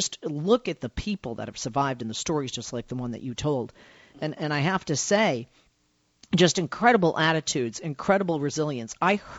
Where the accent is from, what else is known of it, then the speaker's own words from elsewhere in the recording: Boston, Massachusetts, United States; now in Los Angeles, United States; I'm from Boston originally. I live in Los Angeles now.